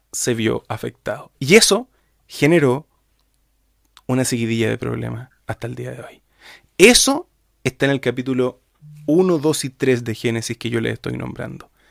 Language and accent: Spanish; Chile; de otro país, soy, soy chileno.